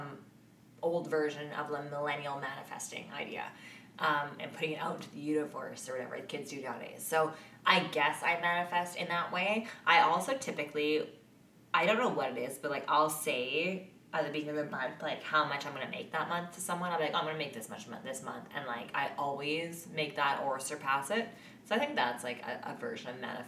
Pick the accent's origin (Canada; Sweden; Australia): Canada